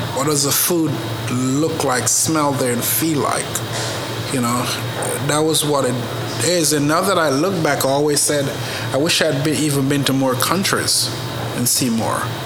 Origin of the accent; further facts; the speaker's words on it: Jamaica; also born or lived in Paris / Oklahoma; now in Oklahoma City, United States; Grew up in Jamaica